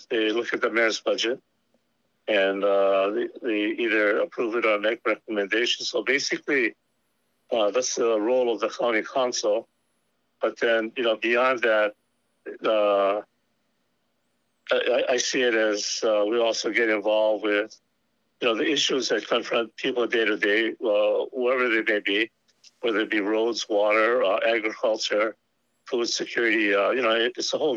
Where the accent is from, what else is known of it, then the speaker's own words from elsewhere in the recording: Oahu, Hawaii, United States; moved away as an adult; now in Kohala, United States; growing up in Oahu, I moved to Kohala in 71, and I've lived there ever since